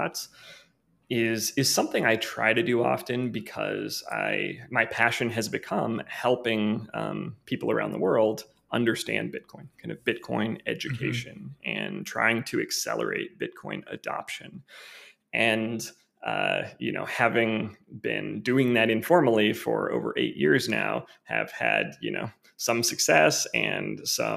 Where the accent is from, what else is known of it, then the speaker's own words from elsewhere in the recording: Missouri, United States; also born or lived in Kansas City, Missouri; I'm from the Midwest originally. I was born and raised in Missouri, born in Kansas City, and then moved to a small town after that where I lived up through my college years.